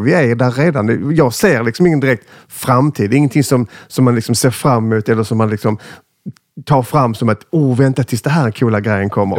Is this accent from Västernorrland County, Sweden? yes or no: no; Skåne, Sweden; accent: Scanian (skånska); jag är ju jättepatriotisk, ännu mer när jag är i liksom, Stockholm som nu, för då överdriver jag min skånska